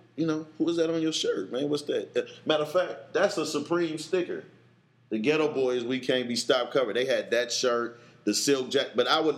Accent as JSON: {"language": "English", "town": "Oakland", "region": "California", "country": "United States", "tie": "born or raised there", "said": "I was from East Oakland."}